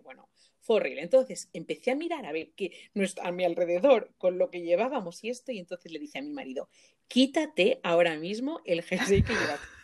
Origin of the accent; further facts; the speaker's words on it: Mallorca, Balearic Islands, Spain; moved away; yo soy de Mallorca y súper orgullosísima de, mm, de, de, de, venir de la isla